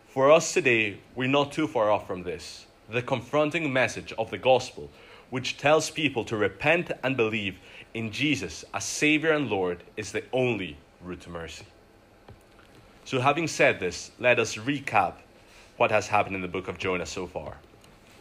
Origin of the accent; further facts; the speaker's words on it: Glasgow, Scotland, United Kingdom; I'm from Glasgow